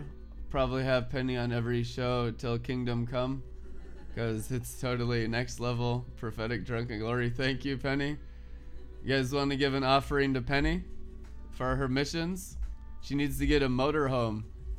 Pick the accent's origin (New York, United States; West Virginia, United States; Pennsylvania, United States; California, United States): California, United States; South Lake Tahoe; also born or lived in Reno; now in Minneapolis, United States; I went to high school in South Lake Tahoe. My first driver's license was California. I grew up on Heavenly Valley, working in the casinos and Reno and South Lake Tahoe. Lived there for years.